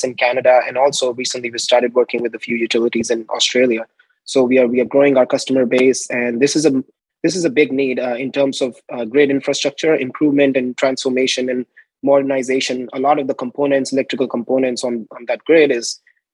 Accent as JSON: {"language": "English", "town": "New Delhi", "region": "Delhi", "country": "India", "tie": "born or raised there", "moved": "as an adult", "lives_now": "United States", "said": "I'm originally from India, New Delhi, India"}